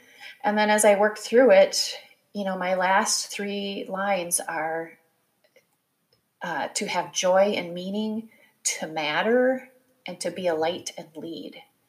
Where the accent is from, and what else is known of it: Midwest, United States; born or raised there